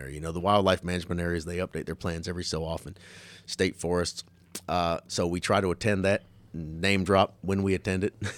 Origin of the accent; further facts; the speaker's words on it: Orlando, Florida, United States; I was born and raised in Orlando.